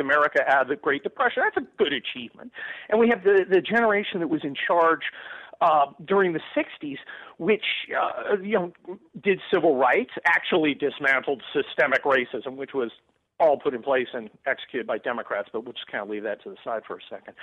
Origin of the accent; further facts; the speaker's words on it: Los Angeles, California, United States; I'm from Los Angeles. That's a certain kind of guy